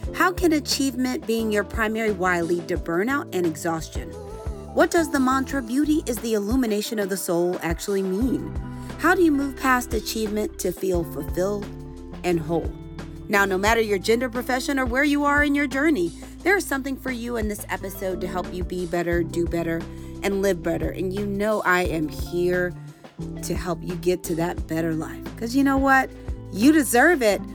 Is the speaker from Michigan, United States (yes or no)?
no; St. Louis, Missouri, United States; now in Georgia, United States; I'm originally from St. Louis